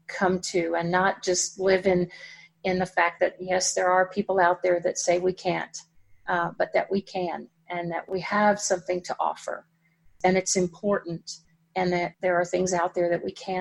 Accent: Dallas, Texas, United States; we live about 60 miles from Dallas. And which is where I grew up in Dallas

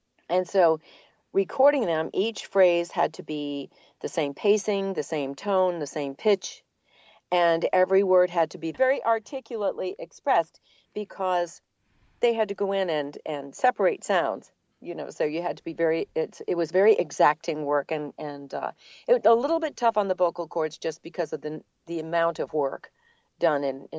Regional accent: New England, United States; accent: New England; now in Atlanta, United States

